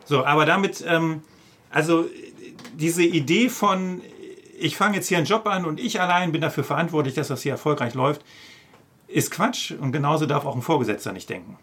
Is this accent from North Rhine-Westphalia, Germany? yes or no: yes; OWL, North Rhine-Westphalia, Germany; moved away; auch wenn das meine alte Heimat ist